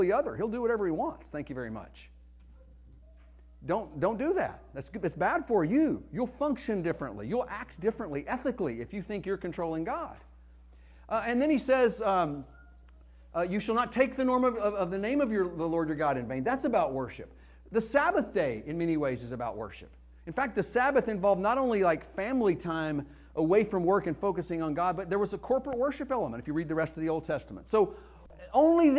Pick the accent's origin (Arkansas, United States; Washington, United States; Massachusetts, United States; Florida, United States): Arkansas, United States; accent: Arkansas; my Arkansas accent